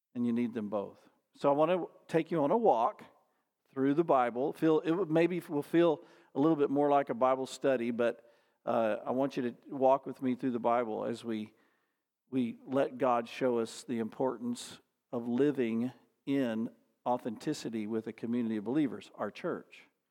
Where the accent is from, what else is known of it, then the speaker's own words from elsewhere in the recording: Dallas, Texas, United States; I grew up in the Dallas area